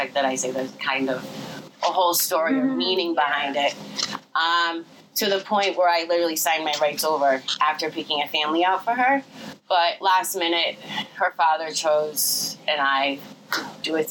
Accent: Western Massachusetts, United States; moved away; I come from Western Mass, so it's different altogether.

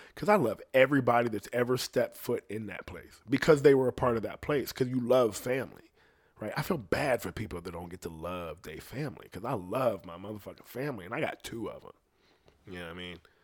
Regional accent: United States; I'm from America.

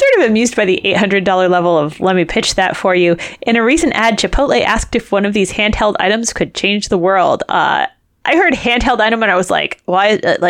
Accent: New England, United States; I grew up next to Connecticut and... I mean, not next to. Like, you know, I grew up in New England, right? Like, adjacent to Connecticut.

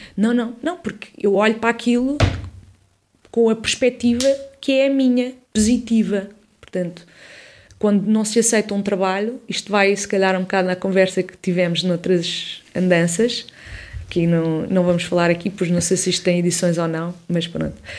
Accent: Odivelas, Lisbon, Portugal; also born or lived in Campo de Ourique, Lisbon; cresci em Odivelas, sou de Lisboeta, do centro de Lisboa, Campo, Campo de Orique

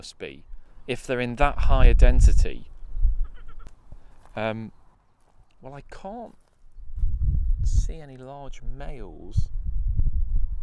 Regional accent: East Midlands, United Kingdom; accent: East Midlands; my East Midlands accent

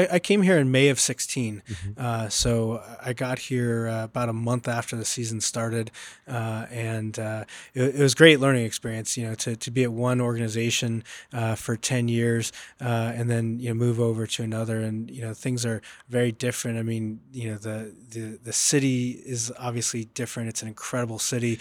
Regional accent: Southern California, United States; I grew up in Southern California

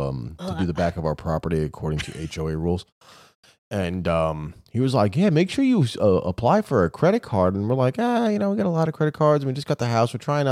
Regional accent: New York City, New York, United States; I came from New York City in the day when people knew how to mind their own fucking business.

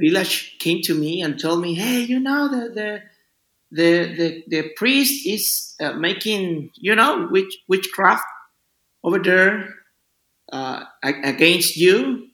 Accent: Mexico City, Mexico; English is a second language; moved away as an adult; now in Yucatán Peninsula, Mexico; I'm from Mexico City

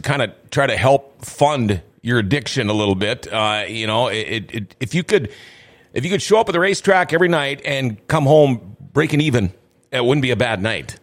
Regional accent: Thief River Falls, Minnesota, United States; me growing up at Thief River Falls

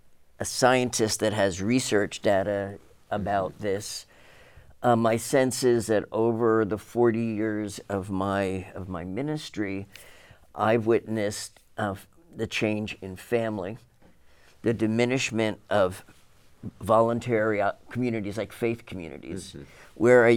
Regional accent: New Jersey, United States; When I grew up in New Jersey, my aunt, who lived in Arizona, was sort of the eccentric one who chose not to live in Jersey.

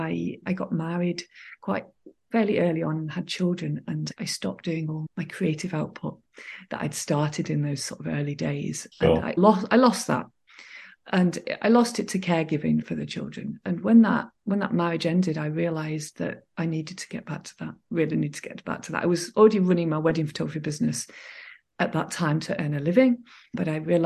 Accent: Manchester, North West England, United Kingdom; I grew up in Manchester in England in the middle of the city

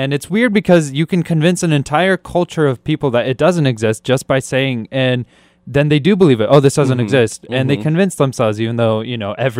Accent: Kyrgyzstan; moved away; Kyrgyzstan, which is my home country. That's where I was born.

